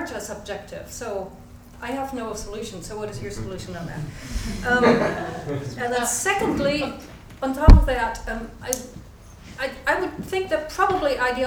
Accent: Germany; I come from Germany

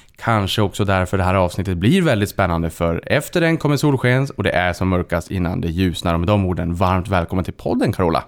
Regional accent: Boden, Norrbotten County, Sweden; Jag är själv från Boden

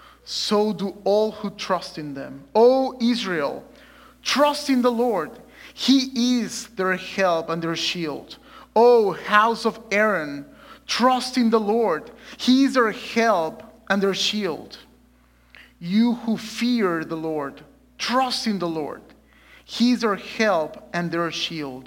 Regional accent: Mexico City, Mexico; moved away as an adult; also born or lived in South Dakota; now in Lynnwood, United States; I'm originally born and raised in Mexico City. And I came in 2017 just to study seminary

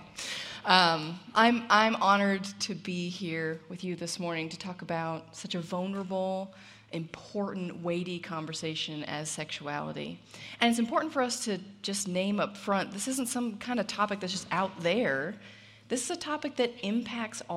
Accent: Southern California, United States; I grew up in Southern California

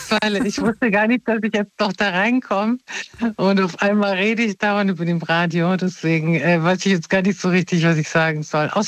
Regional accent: Mainz, Rhineland-Palatinate, Germany; Ja, wie geil, ich komme aus Mainz.

